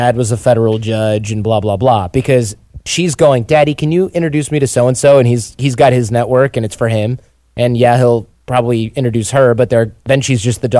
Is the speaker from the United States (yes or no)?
yes; Detroit, Michigan, United States; born or raised there